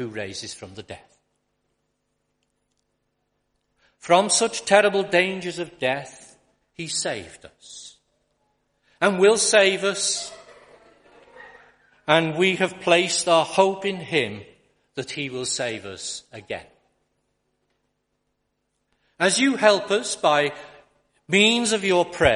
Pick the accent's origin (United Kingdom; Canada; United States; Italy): United Kingdom; Liverpool, North West England; also born or lived in Accrington; I was born and brought up in Liverpool